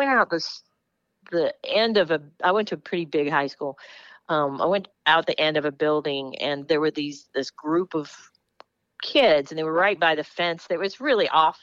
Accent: Los Angeles, California, United States; I grew up in Los Angeles.

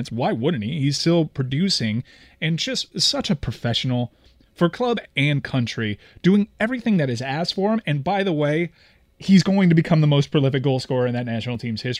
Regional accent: United States; as the American Chelsea fan here

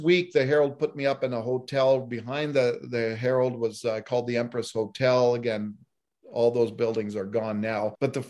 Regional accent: Ottawa, Ontario, Canada; first language Italian; English is a second language; moved away as an adult; also born or lived in Nelson, BC; now in Calgary, Canada; I'm actually from the East too. I'm not far east, but I'm from Ontario. I was born and raised in Ottawa and I moved out, as I said, to Nelson. But I remember the day that I came to Calgary. It was October 28th, 1980.

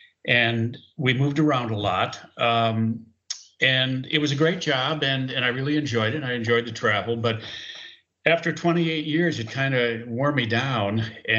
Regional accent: Green Bay, Wisconsin, United States; also born or lived in De Pere, Wisconsin; I am a born and raised Packer fan, born and raised in Green Bay. I grew up on the east side of Green Bay on Eliza Street between Webster and Monroe. And I spent the first 12 years of my life there. And then my family moved to De Pere, about 5 miles down the road. And we lived in East De Pere.

